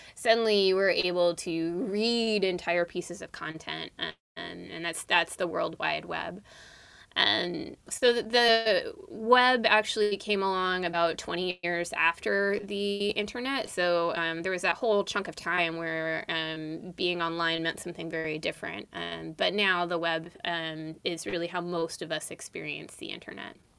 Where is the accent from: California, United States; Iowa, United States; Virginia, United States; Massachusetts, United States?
California, United States; East Bay, San Francisco Bay Area; So I grew up in the Bay Area. Um, I grew up in the East Bay